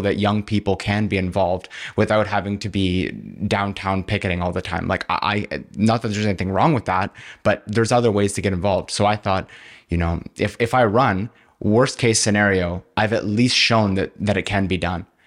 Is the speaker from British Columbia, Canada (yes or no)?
no; Kingston, Ontario, Canada; I'm from Kingston. I've lived here my whole life